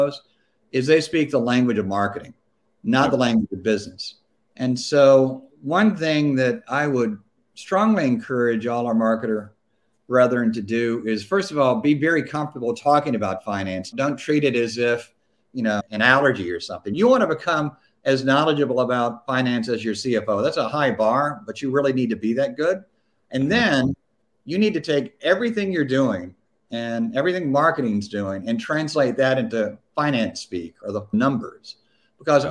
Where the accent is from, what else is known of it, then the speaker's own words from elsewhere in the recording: Louisiana, United States; moved away; I'm originally from Louisiana